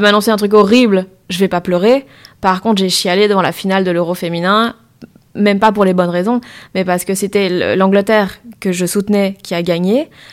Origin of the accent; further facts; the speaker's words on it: Liège, Wallonia, Belgium; moved away; je viens de Liège, donc tout mon entourage était pour le standard